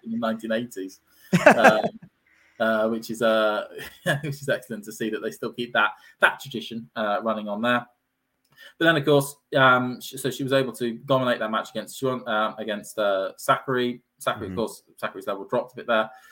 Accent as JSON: {"language": "English", "country": "United Kingdom", "said": "being a Brit myself"}